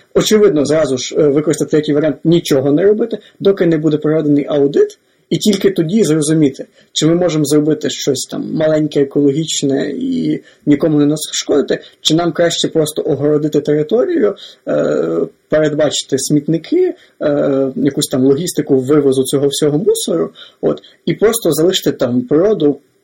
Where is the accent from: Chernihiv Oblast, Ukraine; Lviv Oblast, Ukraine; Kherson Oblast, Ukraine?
Lviv Oblast, Ukraine; я сам з Львівської області